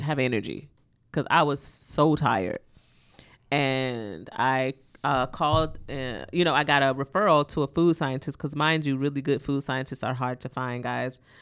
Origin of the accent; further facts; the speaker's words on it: the South, United States; I'm from the South. I grew up with my grandmother.